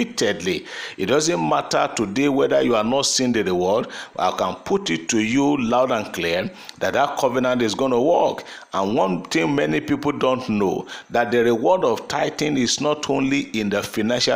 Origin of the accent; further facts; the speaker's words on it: Nigeria; there are certain constitutional rights I have today as a Nigerian